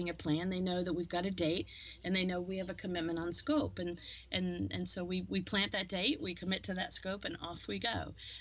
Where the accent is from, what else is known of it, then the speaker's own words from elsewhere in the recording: New Zealand; moved away; I grew up in New Zealand